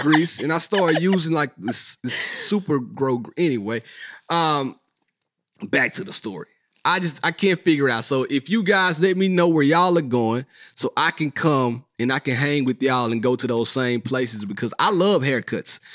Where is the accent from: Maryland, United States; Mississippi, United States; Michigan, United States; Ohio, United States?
Mississippi, United States; Not that it's not my hometown, but I'm from the Sip.